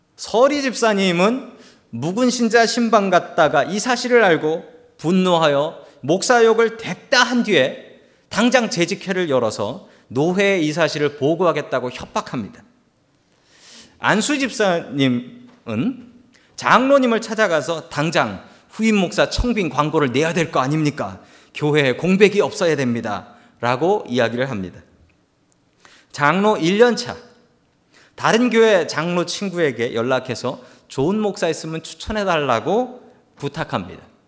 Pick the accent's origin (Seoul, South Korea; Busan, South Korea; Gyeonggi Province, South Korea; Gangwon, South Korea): Seoul, South Korea; 저는 어릴 적에 서울 살았지만